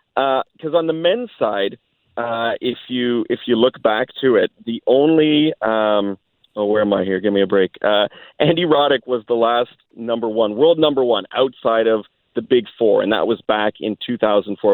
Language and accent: English; Canada; being Canadian